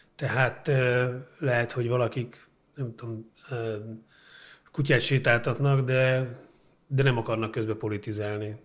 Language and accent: Hungarian; Budapest, Hungary; Én óbudai vagyok